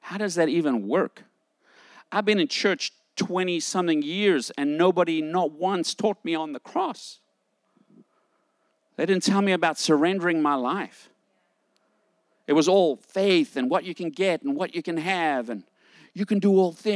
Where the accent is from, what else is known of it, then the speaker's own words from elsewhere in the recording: South Africa; moved away; I grew up in South Africa during the time of apartheid.